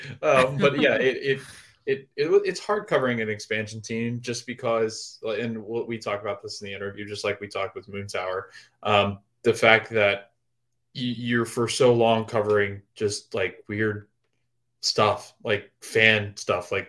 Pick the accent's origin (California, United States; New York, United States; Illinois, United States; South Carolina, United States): South Carolina, United States; Charleston; now in Orlando, United States; I'm from Charleston, South Carolina, so not too far. No, and I currently reside in Orlando.